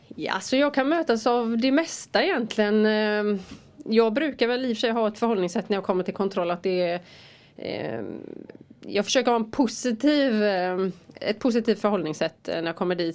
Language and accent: Swedish; Rävlanda, Västra Götaland, Sweden; Där är jag född och uppvuxen och bor där